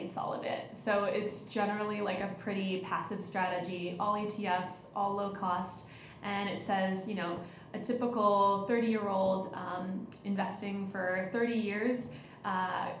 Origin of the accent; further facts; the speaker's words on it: San Francisco, California, United States; I'm from the San Francisco Bay Area